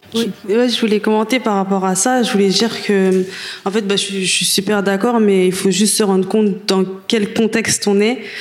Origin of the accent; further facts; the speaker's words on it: France; on est française, on a vécu en France, on a fait nos études